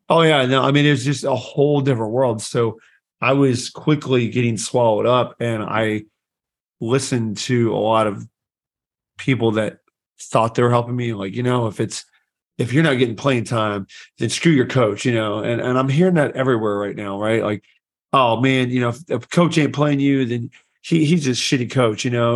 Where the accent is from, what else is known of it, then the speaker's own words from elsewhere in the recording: Anderson, Indiana, United States; I grew up in Anderson, Indiana